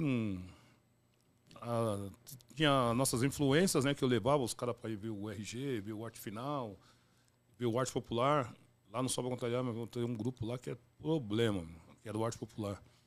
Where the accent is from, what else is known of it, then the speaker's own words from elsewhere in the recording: São Paulo, Brazil; also born or lived in Coab; Eu morava, nasci no bairro do Limão, lá na Zona Norte